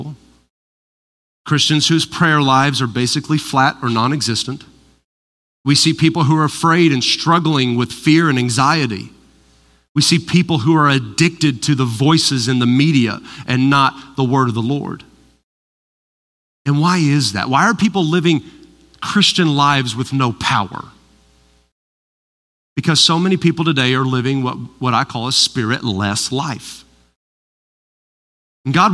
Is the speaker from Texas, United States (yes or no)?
yes; Odessa, Texas, United States; I'm from Odessa